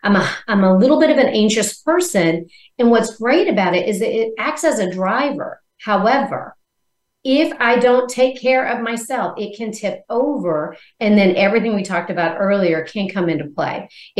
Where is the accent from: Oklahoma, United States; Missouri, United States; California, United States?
Missouri, United States; born there; So one is, I was born in Missouri. It's a show me state.